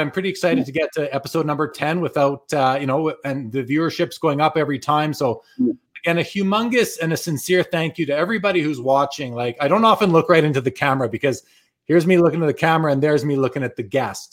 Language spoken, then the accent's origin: English; Winnipeg, Manitoba, Canada; now in Calgary, Canada; I'm originally from Winnipeg. I live in Calgary now, but I left. I left Winnipeg just after the well, not just after the Jets left in 96, I left in 02